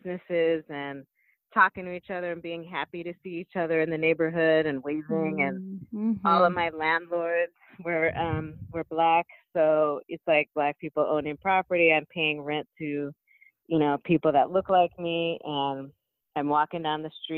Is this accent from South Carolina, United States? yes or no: no; Los Angeles County, California, United States; also born or lived in Brooklyn, New York; now in San Diego, United States; I grew up in Los Angeles County in the suburbs